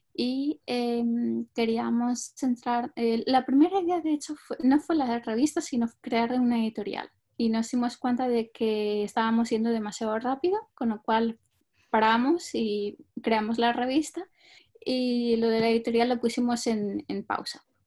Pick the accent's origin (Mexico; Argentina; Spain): Spain; moved away as an adult; also born or lived in Denmark / France; now in United Kingdom; yo eh, nací en España y llevo en Reino Unido unos cinco años, no llega